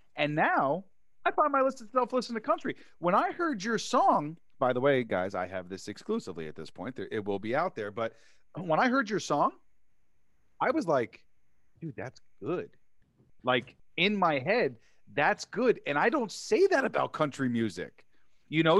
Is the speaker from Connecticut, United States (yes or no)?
no; New York City, New York, United States; I grew up in New York City